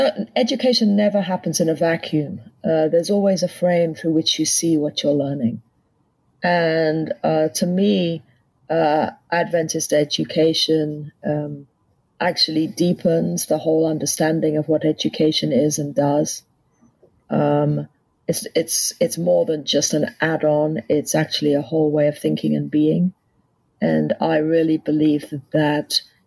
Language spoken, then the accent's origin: English; England, United Kingdom; moved away as an adult; also born or lived in Canada / Washington, D.C.; now in United States; Grew up in England and really spent still just about the majority of my life in England